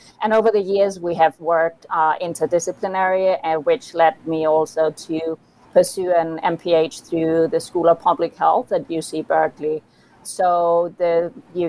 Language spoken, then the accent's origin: English; Copenhagen, Capital Region of Denmark, Denmark; moved away as an adult; also born or lived in Pennsylvania, United States; I'm from Copenhagen, Denmark